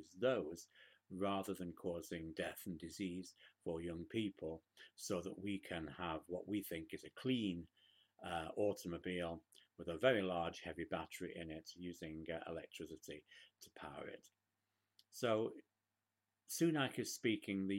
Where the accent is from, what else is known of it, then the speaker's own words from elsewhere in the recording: United Kingdom; now in United States; Back in the United Kingdom